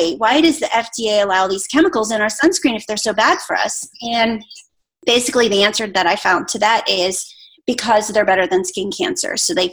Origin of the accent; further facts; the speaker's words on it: Pittsburgh, Pennsylvania, United States; now in Atlanta, United States; I'm from Pittsburgh